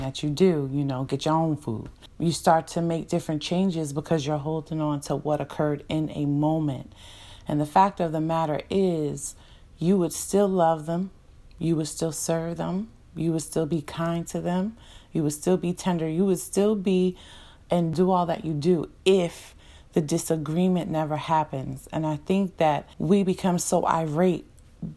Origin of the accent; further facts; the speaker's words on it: New Jersey, United States; we're from New Jersey